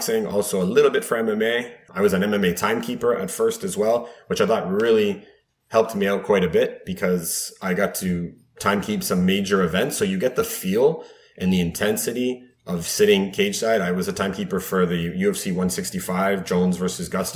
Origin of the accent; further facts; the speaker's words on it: Mississauga, Ontario, Canada; born and raised in Mississauga.